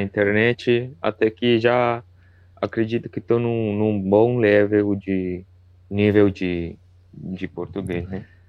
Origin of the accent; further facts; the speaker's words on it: Chile; Portuguese is a second language; sou do Chile